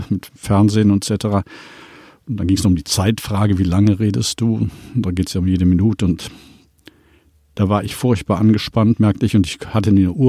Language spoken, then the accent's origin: German; Cologne, North Rhine-Westphalia, Germany; Das eine Mal bei dem Kölner Dom, ich komme ja aus Köln